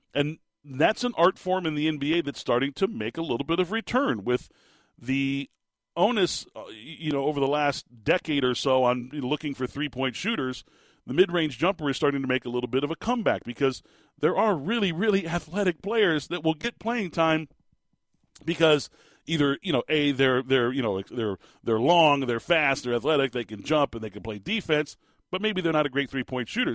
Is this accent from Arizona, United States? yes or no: yes; Phoenix, Arizona, United States; also born or lived in Tucson, Arizona; I've lived in the state of Arizona my entire life